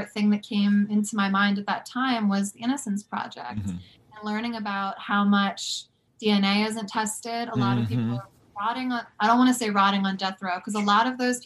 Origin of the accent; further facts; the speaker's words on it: right outside of Philadelphia, New Jersey, United States; I grew up right outside of Philadelphia in New Jersey.